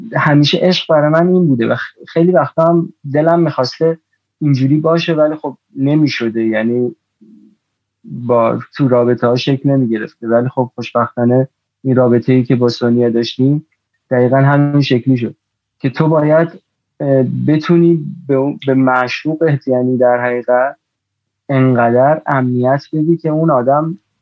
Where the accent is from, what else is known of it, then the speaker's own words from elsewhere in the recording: Iran; ماها تو ایران باز ما هم یعنی من خودم نسل ده 60 نسل میدونی سال دو به دنیا آمدم به هر حال نسل خیلی جالبی نبودیم به هر حال میدونی یعنی یه توی فضای خیلی عجیبی بزرگ شدیم